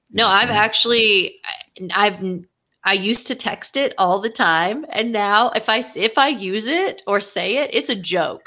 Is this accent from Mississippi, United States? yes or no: no; Texas, United States; Being a Texan